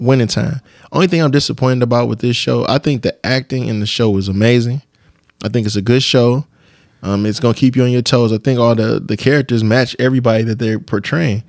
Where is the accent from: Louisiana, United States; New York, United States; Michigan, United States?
Michigan, United States; Detroit; I'm from the East Side